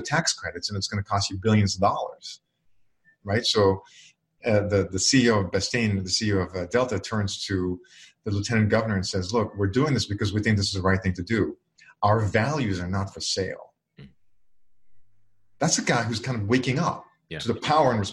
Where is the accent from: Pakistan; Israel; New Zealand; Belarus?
Israel; moved away as an adult; now in United States; I was born and I grew up in Israel.